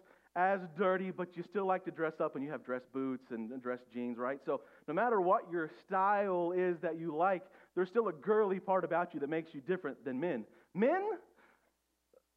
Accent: Oklahoma, United States; also born or lived in Shawnee, Oklahoma; I grew up in Oklahoma, right? And before I moved to Oklahoma City, we lived in the little town of Shawnee, Oklahoma.

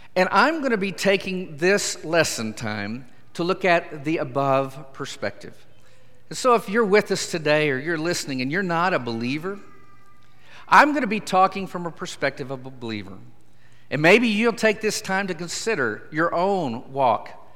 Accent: Idabel, Oklahoma, United States; I'm from southeastern Oklahoma

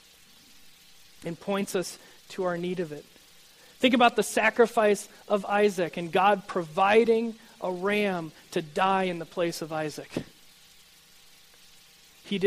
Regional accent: United States

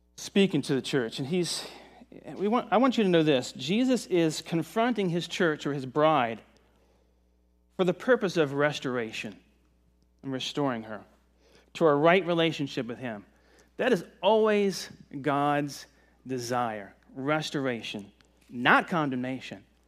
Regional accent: Virginia, United States; now in Myrtle Beach, United States; I'm from Virginia in the mountains

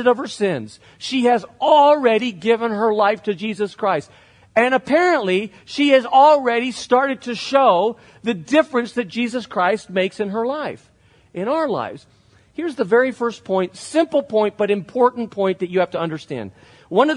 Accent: Spain; moved away; I grew up in Spain where it really isn't that accepted to show emotion in public

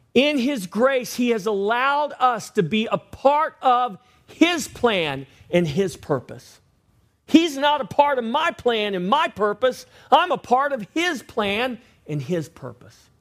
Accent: Victoria, Texas, United States; I grew up in Victoria

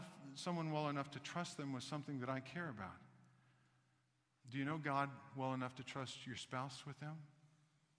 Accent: Kansas City, Missouri, United States; I grew up in Kansas City

